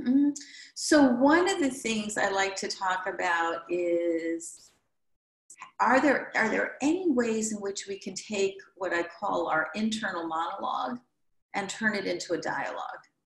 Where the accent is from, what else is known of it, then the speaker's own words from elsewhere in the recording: Midwest, United States; now in New York, United States; I'm from the Midwest